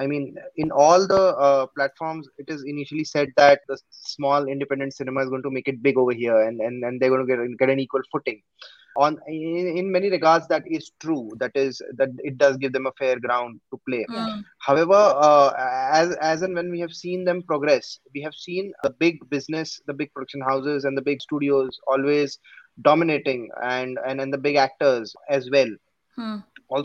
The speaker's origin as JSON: {"language": "English", "country": "India", "first_language": "Gujarati", "said": "because even my mother tongue is Gujarati."}